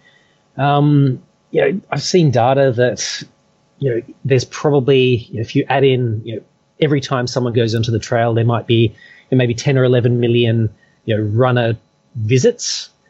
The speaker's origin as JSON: {"language": "English", "town": "Perth", "region": "Western Australia", "country": "Australia", "lives_now": "Hong Kong", "said": "You know, I came from Perth, and, you know, there's a lot of flat. There's not really much in the way of hills"}